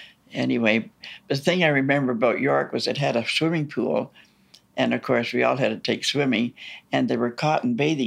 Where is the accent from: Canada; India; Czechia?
Canada; Toronto, Ontario; also born or lived in Fairbank, Toronto; We moved from Mount Dennis to Fairbank